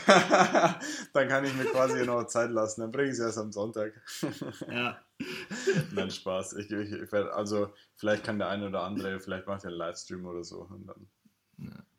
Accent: Ingolstadt, Bavaria, Germany; now in Lisbon, Portugal; woher kommst du? Und dann sage ich ja Ingolstadt

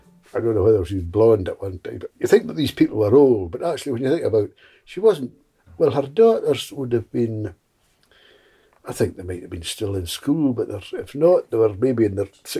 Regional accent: Tobermory, Scotland, United Kingdom; I was born in the Royal Buildings in Tobermory in 1942, quite a long time ago. It was a great place to be brought up, very, very lucky.

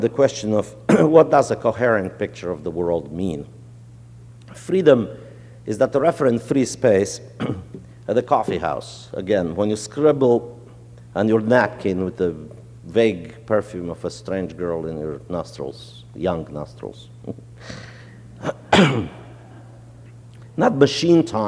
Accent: Romania; moved away; also born or lived in New Orleans, United States; I grew up in Romania

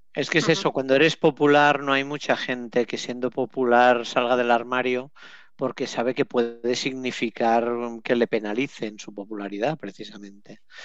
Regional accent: Catalonia, Spain; accent: Catalan; yo con mi acento catalán

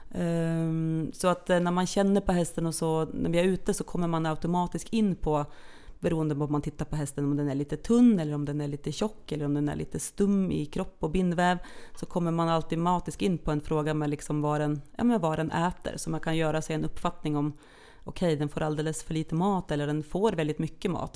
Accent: Norway; moved away as an adult; now in Sweden; jag är ju då norsk från början. Så att jag har ju levt mitt första halva liv i Norge

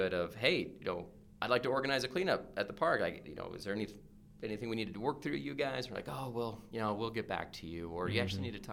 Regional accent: Oregon, United States; growing up in Oregon

